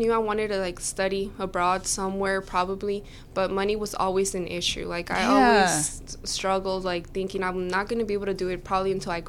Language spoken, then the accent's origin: English; Port Arthur, Texas, United States; Well, I'm from Port Arthur, Texas. I've kind of been all over the United States, moving around a lot because of my dad's job, but we've been living in Port Arthur for like these last 8 years